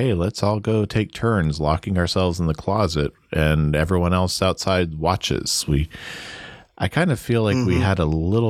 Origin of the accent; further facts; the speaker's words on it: Midwest, United States; I did not grow up in the more progressive parts of the country. I grew up in the Midwest. It was a more conservative part of the country.